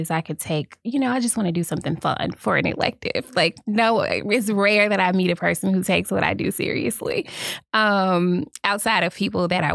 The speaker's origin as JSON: {"language": "English", "town": "Fayette", "region": "Mississippi", "country": "United States", "tie": "born or raised there", "also_born_or_lived": "Jackson, Mississippi", "said": "I am from Fayette, Mississippi, a wonderful little small town in southwest Mississippi"}